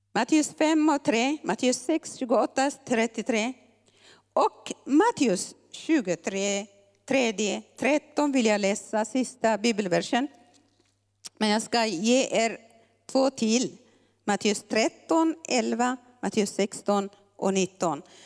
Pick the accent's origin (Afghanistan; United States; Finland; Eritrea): Eritrea; moved away; vi eritreaner